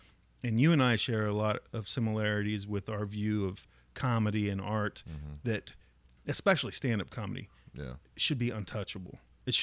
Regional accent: Dayton, Ohio, United States; growing up in East Dayton.

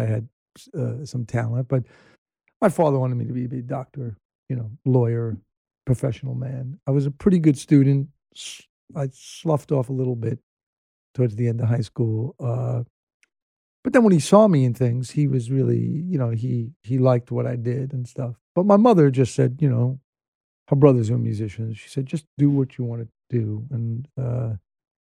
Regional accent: New York City, New York, United States; also born or lived in Southern Italy (ancestry); when we moved from Hollis to Rosedale

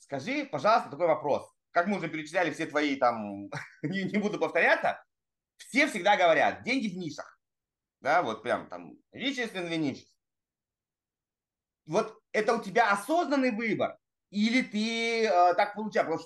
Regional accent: Primorsky Krai, Russia; я с Дальнего Востока, турист, Владивосток, находка, я все это знаю, что мы были оторваны напрочь.

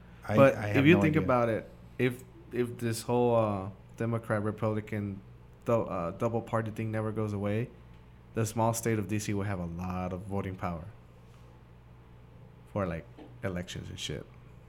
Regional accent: Washington, District of Columbia, United States; Because I say I'm from Washington.

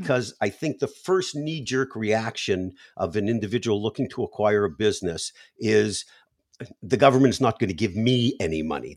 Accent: Canada; now in United States; I was born in Canada

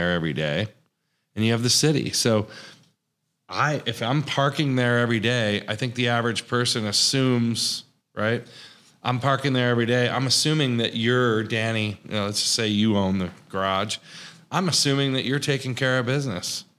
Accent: Lake George, New York, United States; moved away; I'm from New York

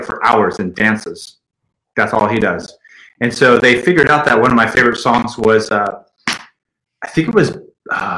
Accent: Stockton, California, United States; A little place called Stockton, California. It's northern

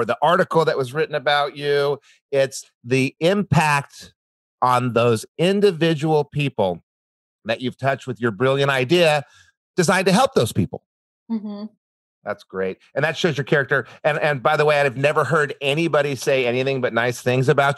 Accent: New Mexico, United States; I grew up in New Mexico

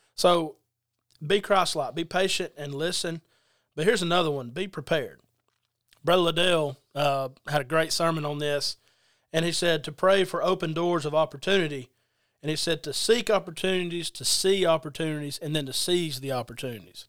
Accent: Adairsville, Georgia, United States; now in Quitman, United States; I'm originally from Adairsville, Georgia, currently in Quitman, Georgia

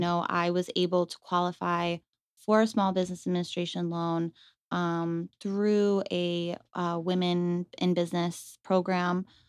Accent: Rochester, New York, United States; moved away as an adult; also born or lived in Buffalo, New York; now in Las Vegas, United States; originally, I'm from upstate New York, Rochester. Um, so I was born and raised in, they consider it the Western New York region

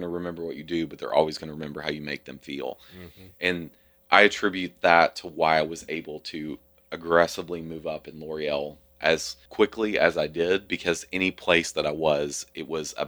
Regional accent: Kentucky, United States; everybody there was like, where are you from? And I'm like, Kentucky.

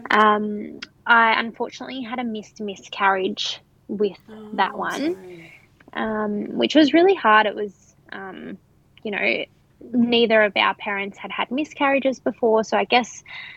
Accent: Hunter Valley, New South Wales, Australia; I am from the Hunter Valley

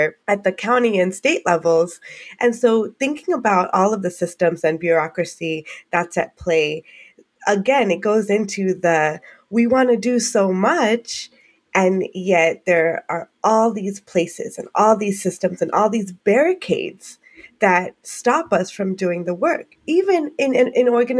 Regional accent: United States; I am Asian Indian American

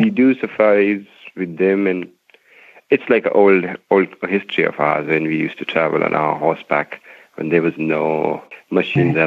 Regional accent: Himachal Pradesh, India; now in New Delhi, India; I'm from basically from Himalaya, a North Indian uh, state called Himachal

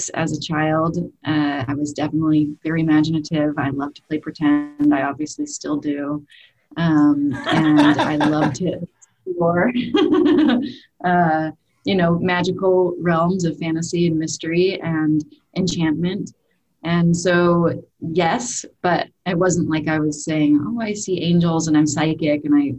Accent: Salt Lake City, Utah, United States; I was raised in Salt Lake City, Utah

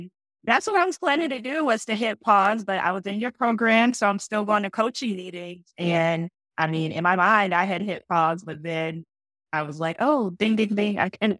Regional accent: Atlanta, Georgia, United States; moved away; I'm from Atlanta, still have family in Atlanta.

